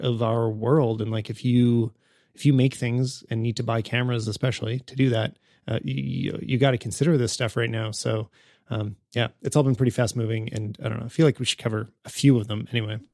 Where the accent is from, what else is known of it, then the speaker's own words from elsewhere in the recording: Canada; as a Canadian